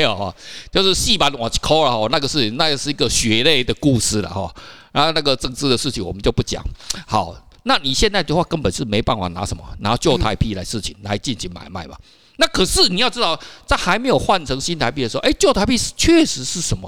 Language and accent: Chinese; Taiwan; 我们台湾人